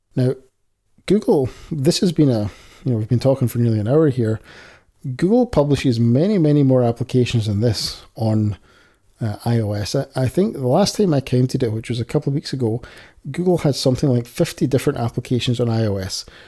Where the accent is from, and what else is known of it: Scotland, United Kingdom; accent: Scottish